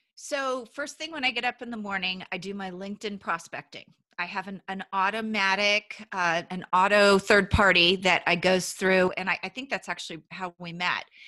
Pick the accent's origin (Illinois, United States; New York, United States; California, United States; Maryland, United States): California, United States; Paso Robles; moved away as an adult; also born or lived in San Luis Obispo, California / Los Angeles, California; I actually grew up in Central California, Paso Robles, California